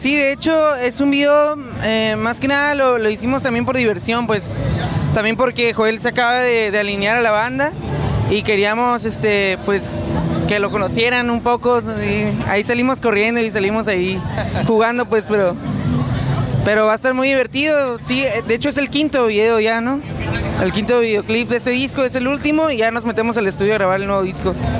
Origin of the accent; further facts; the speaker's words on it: Mexico; nos la rifemos como mexicanos